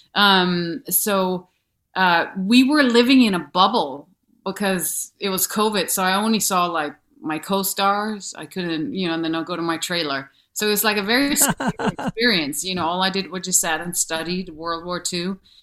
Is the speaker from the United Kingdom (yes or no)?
no; Denmark; accent: thick accent; English is a second language; moved away as an adult; also born or lived in New York; from Denmark